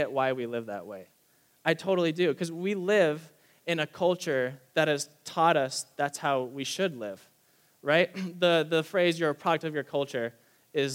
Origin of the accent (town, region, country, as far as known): United States